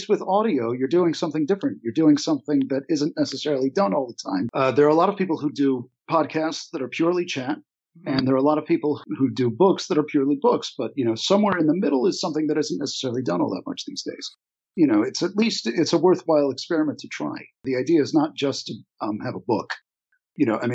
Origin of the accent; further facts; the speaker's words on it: Pikesville, Maryland, United States; growing up in Pikesville